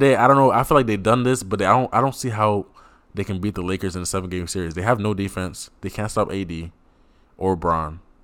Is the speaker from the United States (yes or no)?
no; Cameroon; a proud Cameroonian